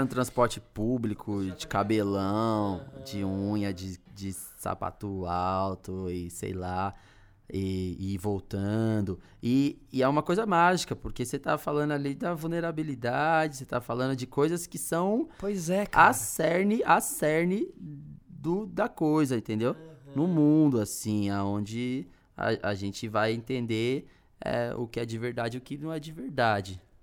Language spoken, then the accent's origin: Portuguese; Taboão da Serra, São Paulo, Brazil; moved away as an adult; now in São Paulo, Brazil; eu sou oriundo do Taboão da Serra, uhum. moro no hum. centro